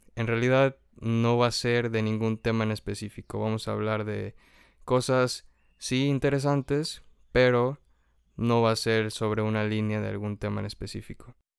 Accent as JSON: {"language": "Spanish", "town": "Tulancingo", "region": "Hidalgo", "country": "Mexico", "tie": "born or raised there", "also_born_or_lived": "Huejutla, Hidalgo", "moved": "yes", "said": "Nací en Tulancingo Hidalgo, es un lugar muy bonito, me gusta ir allá a menudo"}